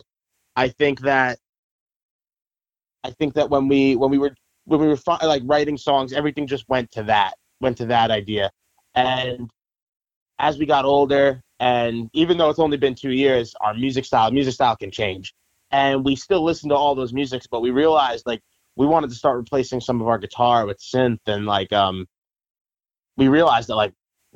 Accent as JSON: {"language": "English", "area": "Long Island", "region": "New York", "country": "United States", "said": "we're from Long Island, New York"}